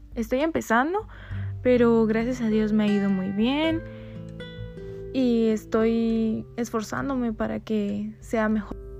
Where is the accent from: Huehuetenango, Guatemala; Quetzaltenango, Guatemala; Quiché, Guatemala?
Quetzaltenango, Guatemala; Coatepeque; now in Quetzaltenango, Guatemala; soy originaria de Coatepeque, pero actualmente vivo en Quetzaltenango